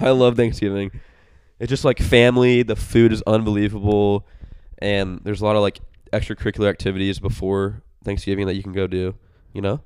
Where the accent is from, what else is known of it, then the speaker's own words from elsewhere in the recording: Indiana, United States; I'm from Indiana.